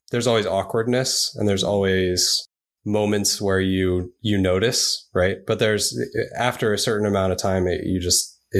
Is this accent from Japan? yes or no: yes; Japan; born there; I was born in Japan, so she lived in Japan for a long time